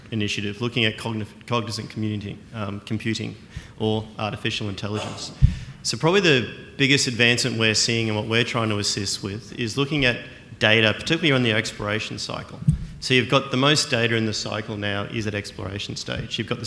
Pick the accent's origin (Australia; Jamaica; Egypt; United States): Australia; I'm Australian